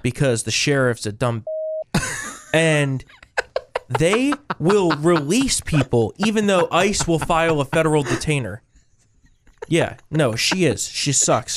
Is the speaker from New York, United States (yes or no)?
no; New Jersey, United States; moved away; We come from New Jersey